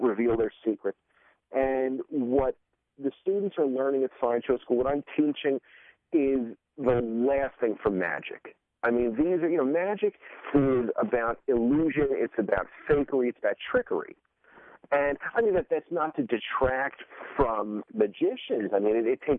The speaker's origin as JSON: {"language": "English", "town": "New York City", "region": "New York", "country": "United States", "tie": "born or raised there", "said": "I grew up in Coney Island"}